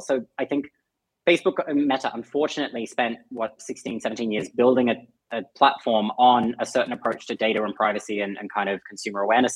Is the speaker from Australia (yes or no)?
yes; Australia; accent: Aussie; my Aussie accent.